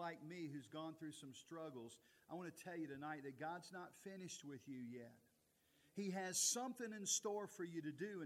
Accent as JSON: {"language": "English", "area": "Altavista or Lynchburg", "region": "Central Virginia", "country": "United States", "tie": "born or raised there", "said": "I grew up in Central Virginia. Most of my life as a child growing up lived in Alta Vista or Lynchburg, Virginia, one of those two towns"}